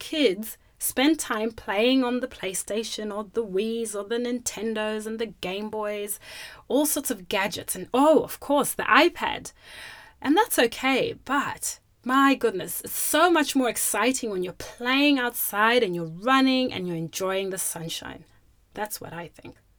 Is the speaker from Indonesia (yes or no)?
no; Zimbabwe; now in Australia; growing up in Zimbabwe, we loved playing outside